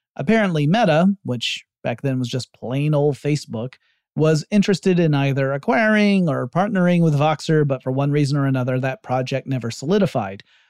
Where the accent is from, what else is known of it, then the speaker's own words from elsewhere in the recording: United States; my home country